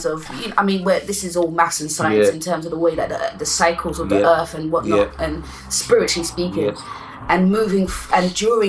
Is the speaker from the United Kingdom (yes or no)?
yes; London, United Kingdom; we're both from South, so we've always had the mental illness thing.